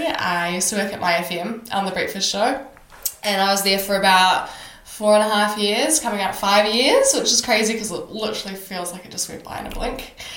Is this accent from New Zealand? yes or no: yes; Auckland, New Zealand; moved away; We're all Kiwis from Auckland.